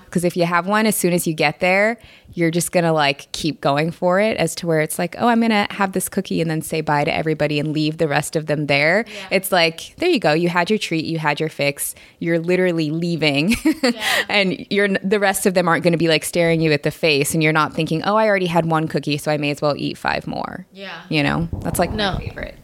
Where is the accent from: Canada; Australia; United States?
United States; Seattle, Washington; I'm from the Seattle area, um, and pretty much my entire family is in the Seattle area, both sides